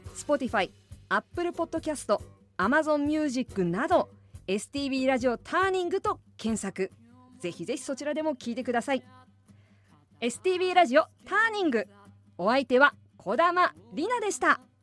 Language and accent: Japanese; Asahikawa, Hokkaido, Japan; 私の出身地でもあります